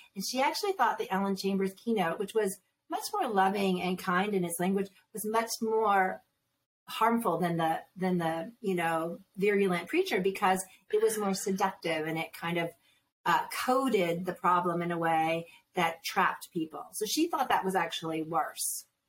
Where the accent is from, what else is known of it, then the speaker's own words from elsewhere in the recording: Northeast, United States; moved away; I was raised Catholic in the Northeast